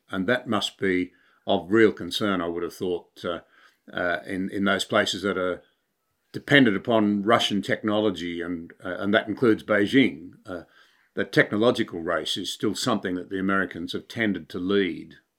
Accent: Australia; as an Australian

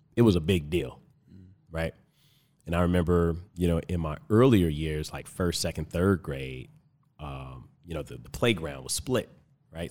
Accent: Compton, California, United States; now in Tucson, United States; originally I'm from Compton, California.

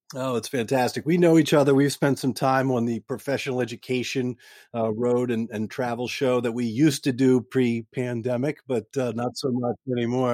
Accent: Pikesville, Maryland, United States; I grew up in Pikesville, Maryland, which is probably about twenty minutes away.

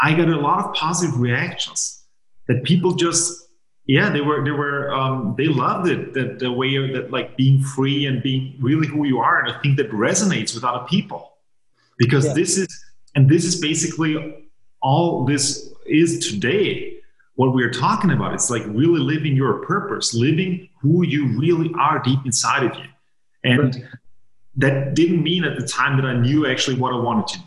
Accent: Vienna, Austria; English is a second language; also born or lived in Maine, United States; I was born and raised in Vienna, Austria

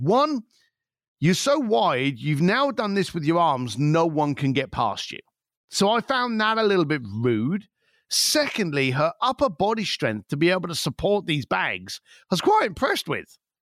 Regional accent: London, United Kingdom; I'm an Irish lad from East London

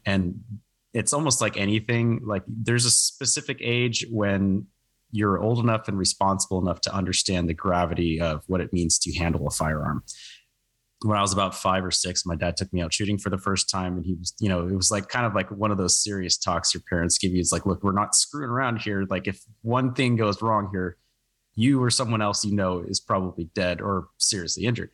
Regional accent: Oregon, United States; moved away; I grew up on the West Coast, actually. I'm from Oregon originally.

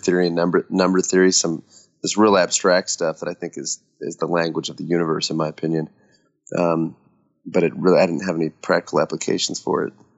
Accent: Nebraska, United States; moved away as an adult; now in Nashville, United States; living in Nashville, Tennessee, but I grew up in Nebraska

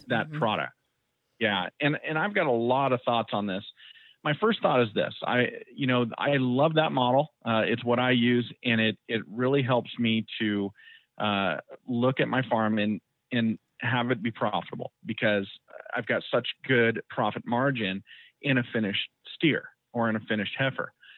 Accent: Central Valley of California, United States; moved away as an adult; now in Idaho, United States; I grew up in the Central Valley of California, and at age 19, I got out of there

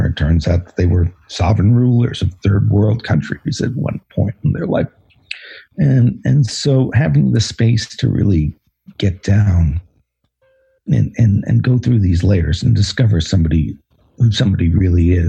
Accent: New York City, New York, United States; growing up in New York City and being a writer

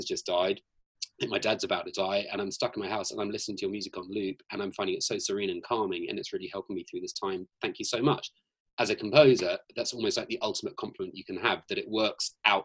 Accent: Scotland, United Kingdom; now in Los Angeles, United States; I'm from Scotland.

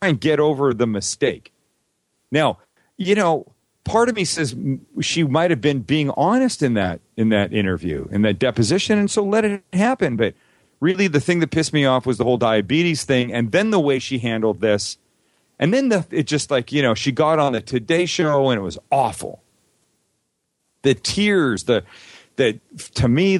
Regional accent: Vancouver, British Columbia, Canada; I grew up in Vancouver, Canada

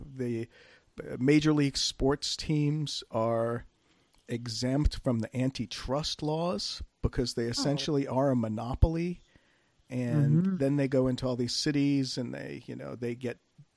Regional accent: Red Sox country, New England, United States; moved away; my family was from the Bronx and I grew up in Red Sox country

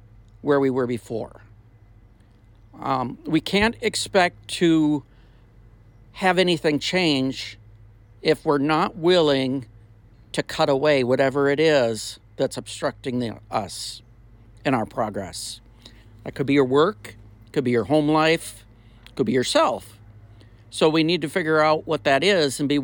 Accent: Minnesota, United States; moved away as an adult; also born or lived in the South (US); I'm originally from Minnesota, been down south almost my whole adult life

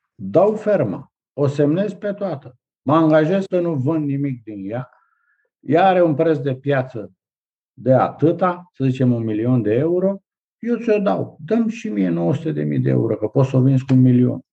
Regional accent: Prahova, Romania; aici în zona Prahovei, de unde sunt eu

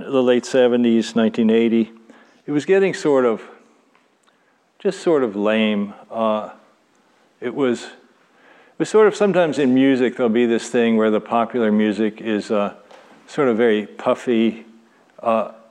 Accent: Louisville, Kentucky, United States; moved away as an adult; I grew up in Louisville, Kentucky

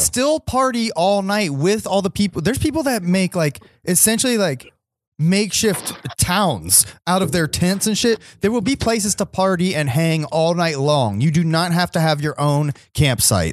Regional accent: Ohio, United States; we're from Ohio

